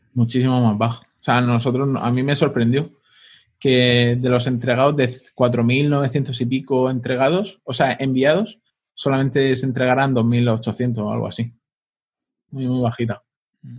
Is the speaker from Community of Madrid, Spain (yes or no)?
no; Pilar de la Horadada, Valencian Community, Spain; mi pueblo, para Pilar de la Horadada